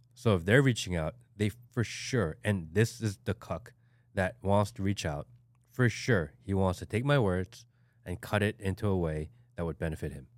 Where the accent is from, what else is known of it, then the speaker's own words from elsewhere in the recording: Hawaii, United States; now in Georgia, United States; not like I live in Hawaii, but like I'm from Hawaii. My family's from Hawaii.